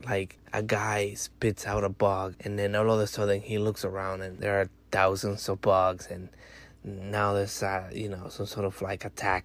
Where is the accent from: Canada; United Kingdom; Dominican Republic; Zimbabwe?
Dominican Republic; moved away; I'm from Dominican Republic